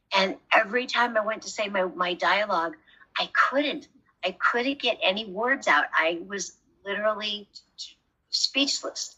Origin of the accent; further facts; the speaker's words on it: Rockford, Illinois, United States; moved away as an adult; also born or lived in California; I'm from Rockford, Illinois